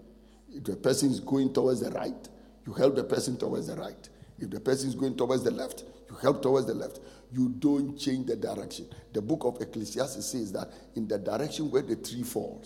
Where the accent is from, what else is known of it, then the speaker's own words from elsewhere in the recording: Ghana; moved away; also born or lived in Nigeria; I'm a Ghanaian by birth, Nigerian by choice.